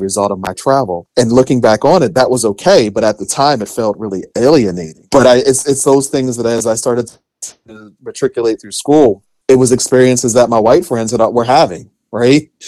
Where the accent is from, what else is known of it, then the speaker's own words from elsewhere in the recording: Philadelphia, Pennsylvania, United States; I grew up in West Philly, being raised by a single mother